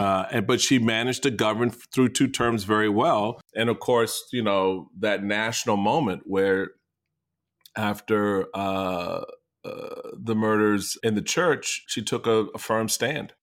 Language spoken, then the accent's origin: English; the East, East Coast, United States; I'm from the E, I'm from the East